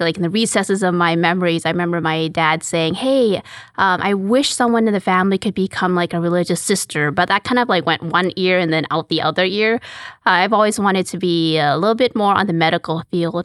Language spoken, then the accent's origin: English; Calgary, Alberta, Canada; moved away as an adult; now in Houston, United States; I'm actually Canadian. I'm from Calgary, Alberta